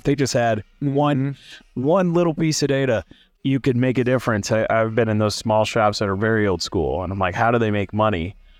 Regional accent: Illinois, United States; I'm from Central Illinois, cornfields and soybeans.

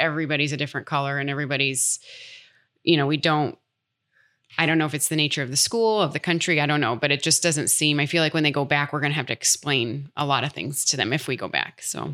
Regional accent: United States; accent: American; moved away; also born or lived in London; being American

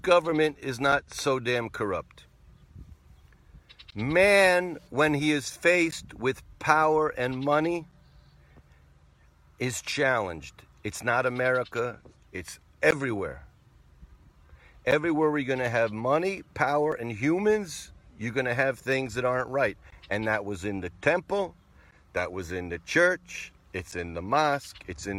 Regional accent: New England, United States; where I grew up in New England, which was New England?

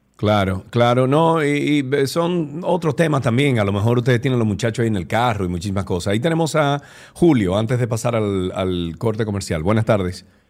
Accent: Dominican Republic; nosotros, República Dominicana y los dominicanos

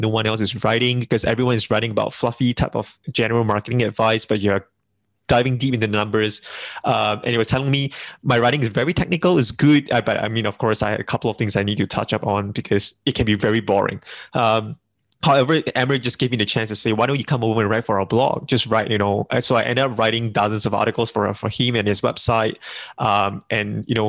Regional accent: Singapore; being a Singaporean, we are multilingual over here

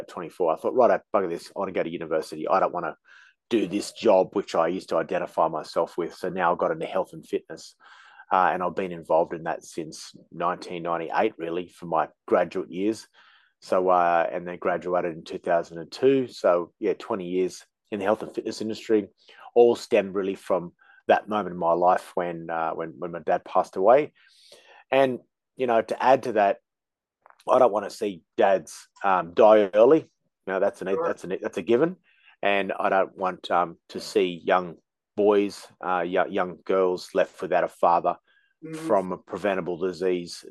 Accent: Australia; Being Australian

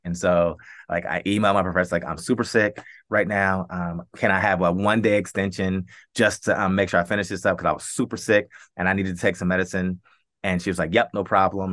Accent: Columbus, Ohio, United States; born, born and raised in Columbus

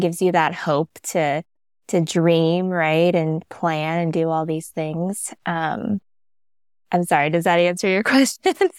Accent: Pennsylvania, United States; moved away as an adult; now in Arizona, United States; I grew up in Pennsylvania

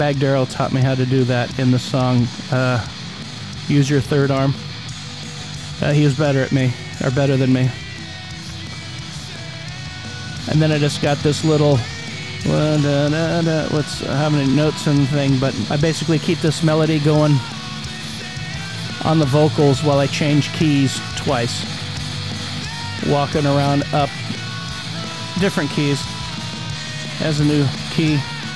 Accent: Modesto, California, United States; moved away; I came from Modesto area, real small, shitty town

